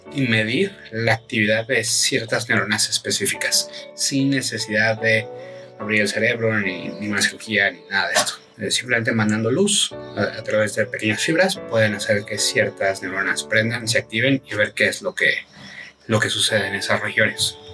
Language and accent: Spanish; Mexico; Como mexicanos